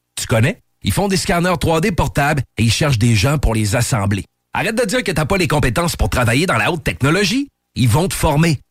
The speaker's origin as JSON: {"language": "French", "region": "Quebec", "country": "Canada", "said": "En tant que Québécois"}